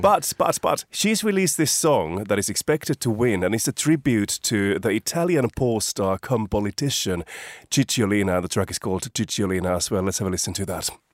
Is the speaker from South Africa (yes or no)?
no; Finland; born or raised there; moved away